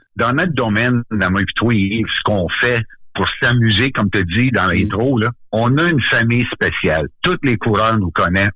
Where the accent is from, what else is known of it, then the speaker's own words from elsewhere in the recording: Témiscamingue, Quebec, Canada; also born or lived in Notre-Dame-du-Nord, Quebec; now in Nédélec, Canada; originalement, je viens de la ville de Témiscamingue.